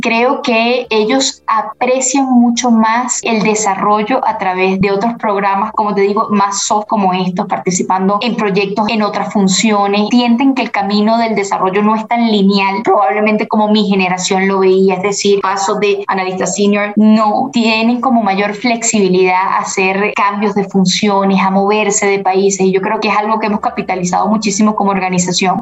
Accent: Venezuela; also born or lived in Costa Rica; now in Colombia; como venezolana

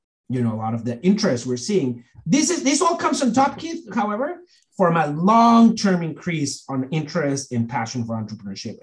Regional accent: Monterrey, Nuevo León, Mexico; moved away as an adult; So I grew up in Mexico, this area in the northeast called Monterrey, which is like sort of a kind of big city over there

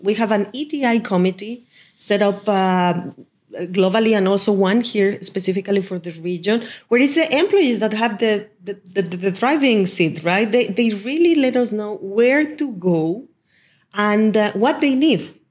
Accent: Mexico; moved away; back in Mexico, in my hometown

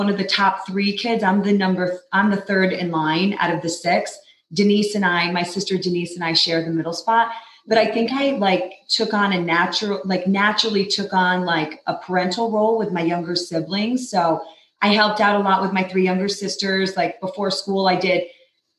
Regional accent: New York, United States; moved away as an adult; also born or lived in Los Angeles; now in Utah, United States; I grew up in New York, born and raised

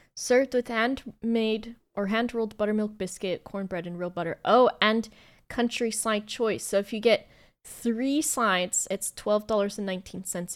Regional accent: United States; as an American

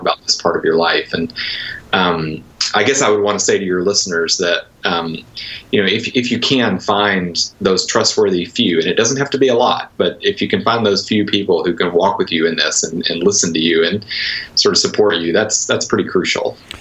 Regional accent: Conway, Arkansas, United States; moved away; also born or lived in Wheaton, Illinois; I, I, grew up near Little Rock in a, a, place called Conway

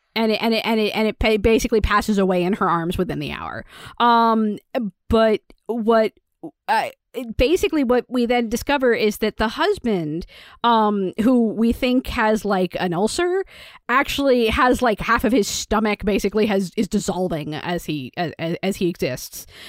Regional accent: United States; I'm an American

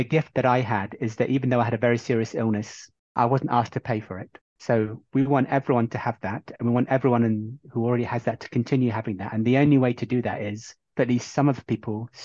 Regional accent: Bahrain; moved away; I'm from Bahrain originally

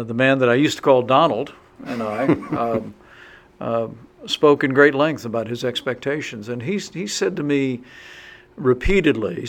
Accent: southern Indiana, United States; I'm a small town guy from southern Indiana. My dream when I was growing up was to be the congressman from my hometown

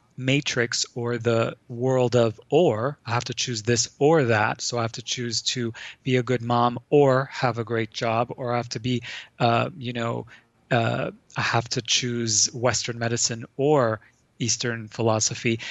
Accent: Lebanon; I grew up in Lebanon um, during the Civil War

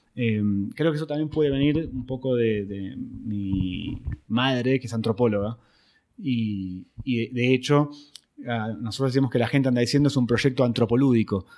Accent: Buenos Aires, Argentina; soy argentino

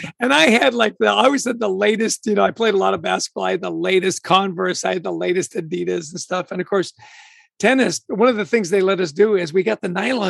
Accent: Vancouver, British Columbia, Canada; also born or lived in Edmonton, Alberta, Canada; I grew up in Vancouver, Canada, born in Edmonton, really grew up in Vancouver

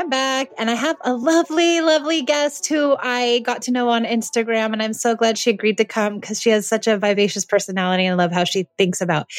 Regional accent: Los Angeles, California, United States; And we're both from Los Angeles, so it's nice to get away.

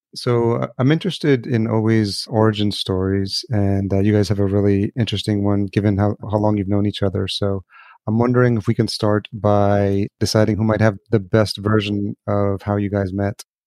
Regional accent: El Salvador; growing up in El Salvador, my home country as well

